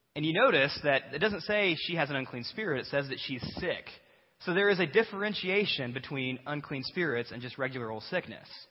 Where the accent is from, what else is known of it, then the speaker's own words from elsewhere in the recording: Batesville, United States; we're from Batesville.